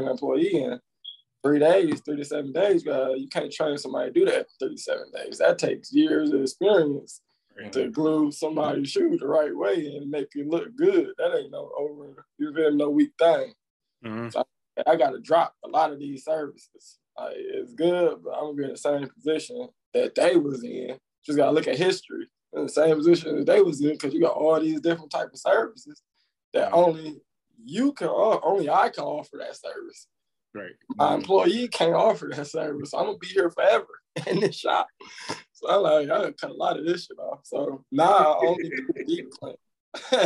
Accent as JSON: {"language": "English", "town": "Highland Park", "region": "Michigan", "country": "United States", "tie": "born or raised there", "said": "born and raised Highland Park, Michigan"}